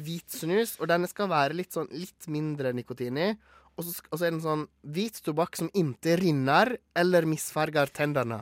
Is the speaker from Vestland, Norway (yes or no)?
yes; Gloppen, Vestland, Norway; Er Gloppen kommune der, der jeg kommer fra